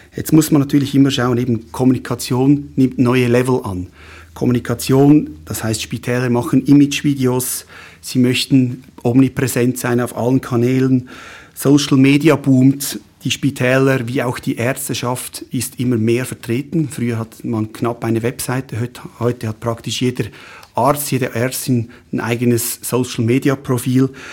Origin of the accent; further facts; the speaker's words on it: Schwyz, Switzerland; also born or lived in Fribourg / Lucerne; Ich bin im Kantons, in der Kantonsschule in Schwyz äh, zur Schule gegangen, habe dort die Matura gemacht